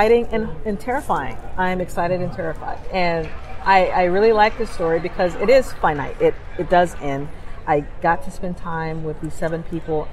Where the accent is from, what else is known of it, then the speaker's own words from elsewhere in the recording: Los Angeles, California, United States; as a little black kid growing up in Los Angeles